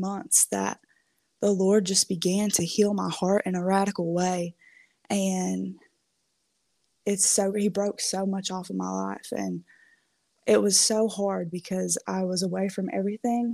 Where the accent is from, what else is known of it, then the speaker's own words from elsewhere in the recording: Kentucky, United States; moved away as an adult; also born or lived in Minnesota; I'm from Kentucky, but I went to college in Minnesota.